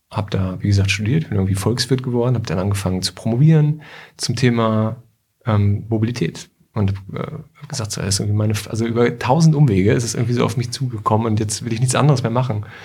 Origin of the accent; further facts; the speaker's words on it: Bad Nenndorf, Lower Saxony, Germany; moved away as an adult; also born or lived in China / Paris / Berlin; now in Hanover, Germany; Ich bin nämlich irgendwie auch ähm, Hannoveraner Schaumburger eigentlich. Also ich komme so ein bisschen aus mhm. Bad Nender.